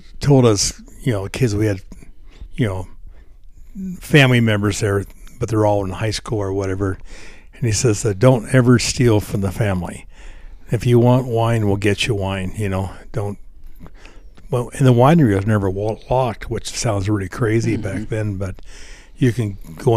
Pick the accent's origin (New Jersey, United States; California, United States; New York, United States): California, United States; Livermore; moved away as an adult; also born or lived in Bozeman, Montana; now in Belgrade, Montana, United States; I grew up in California, Northern California, in the East Bay, Livermore, which was a small town when I grew up